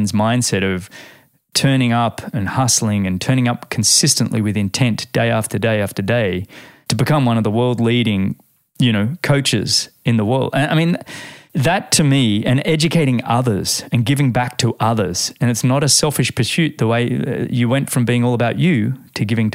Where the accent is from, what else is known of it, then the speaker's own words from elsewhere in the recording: Australia; being an Australian